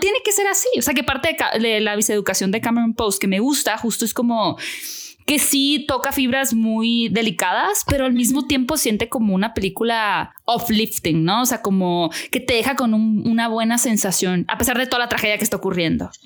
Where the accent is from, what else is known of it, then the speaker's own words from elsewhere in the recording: Hermosillo, Sonora, Mexico; moved away as an adult; now in Mexico City, Mexico; yo vivo en Ciudad de México hace 11 años, pero soy de Hermosillo